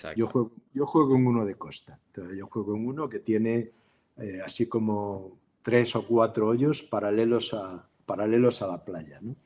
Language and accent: Spanish; Galicia, Spain; moved away; also born or lived in Vigo; por origen, yo soy gallego